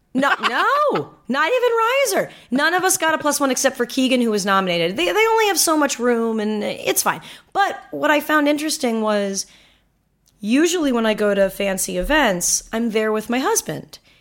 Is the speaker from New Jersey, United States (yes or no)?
no; Manhattan Beach, California, United States; when I go home to Manhattan Beach, which is where I'm from, which is a beach